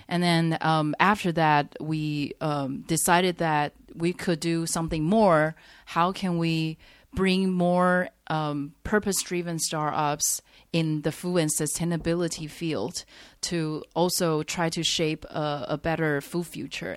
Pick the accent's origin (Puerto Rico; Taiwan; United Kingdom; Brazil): Taiwan; moved away as an adult; now in Shanghai, China; I grew up in Taiwan